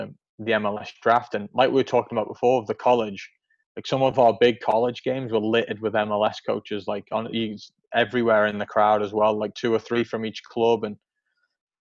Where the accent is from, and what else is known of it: Isle of Man; born or raised there; moved away as an adult; also born or lived in Kansas City, United States; now in Nashville, United States